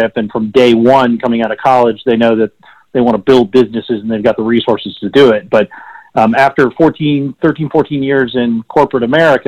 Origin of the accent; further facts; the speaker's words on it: West Texas, United States; moved away as an adult; also born or lived in California; I grew up in West Texas on a cotton farm